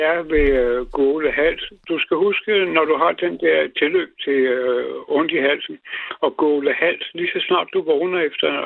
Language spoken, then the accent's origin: Danish; Gladsaxe, Capital Region of Denmark, Denmark; da jeg gik i skole ude i Gladsaxe for mange år siden